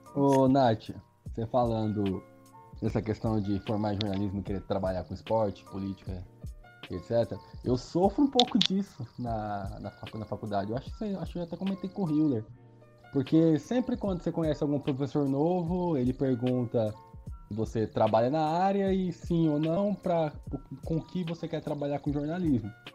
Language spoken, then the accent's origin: Portuguese; São Paulo, Brazil; moved away as an adult; also born or lived in Uberlândia; eu nasci em São Paulo, mas eu sou de cidade pequena. minha família mora no interior, até onde eu tô agora, nesse, né, nesse tempo de pandemia. E então, assim, minha infância toda, minha adolescência, eu passei em cidade pequena